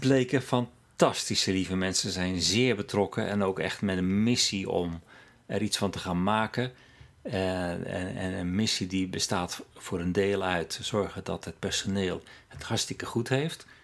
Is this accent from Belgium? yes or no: no; Netherlands; moved away as an adult; now in Norway; ik uit Nederland kwam